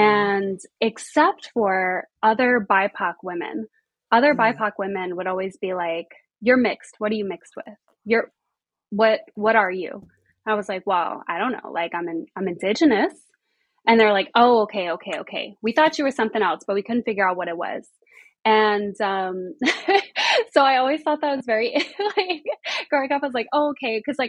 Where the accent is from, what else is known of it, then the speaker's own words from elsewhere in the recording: Colorado, United States; also born or lived in Arizona / New Jersey / Pennsylvania / New York; So I was born in Colorado, out in the Midwest, the wild, wild West. I lived between Colorado and Arizona for a while.